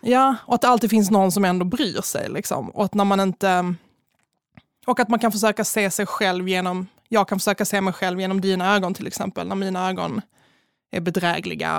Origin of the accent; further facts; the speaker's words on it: Malmö, Skåne, Sweden; jag är ju från Malmö